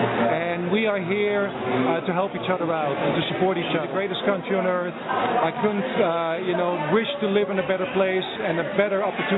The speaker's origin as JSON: {"language": "English", "town": "Amsterdam", "region": "North Holland", "country": "Netherlands", "tie": "born or raised there", "moved": "as an adult", "lives_now": "United States", "said": "I grew up in the 80s with hip-hop in Amsterdam."}